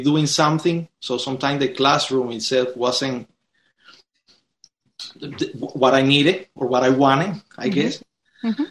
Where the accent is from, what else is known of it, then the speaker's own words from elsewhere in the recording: Cuba; now in United States; my country and me growing up there